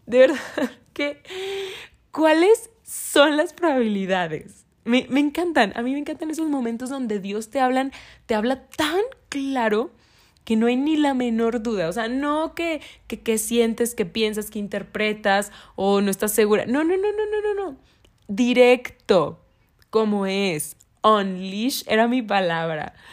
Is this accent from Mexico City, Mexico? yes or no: no; Monterrey, Nuevo León, Mexico; yo soy de Monterrey